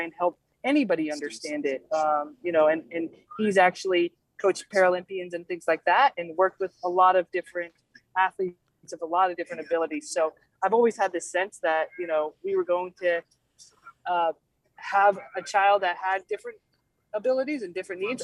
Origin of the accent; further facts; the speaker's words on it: Georgia, United States; I actually grew up in Georgia, spent most of my life there, which is not a cold weather state